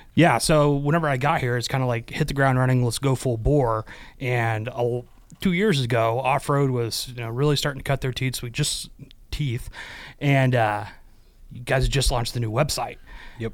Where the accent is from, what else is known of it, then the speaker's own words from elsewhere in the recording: Midwest, United States; moved away as an adult; also born or lived in Arizona; born and raised in the Midwest